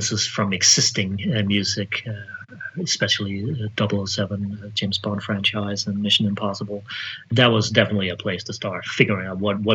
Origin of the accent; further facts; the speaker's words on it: Denmark; now in United States; I'm from Denmark, I've never worked in Denmark.